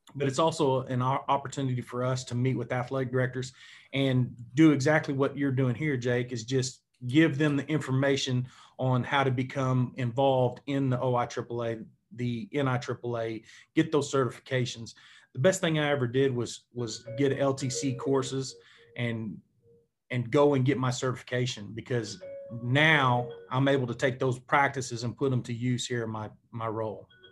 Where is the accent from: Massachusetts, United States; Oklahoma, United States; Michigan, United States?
Oklahoma, United States; Enid; I grew up in Enid, Oklahoma, which is in northwestern part of Oklahoma